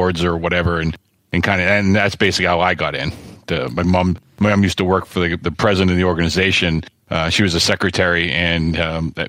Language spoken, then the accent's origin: English; Framingham, Massachusetts, United States; moved away as an adult; also born or lived in Pittsburgh; I grew up, I was born in Framingham, which is about 25 minutes west of the city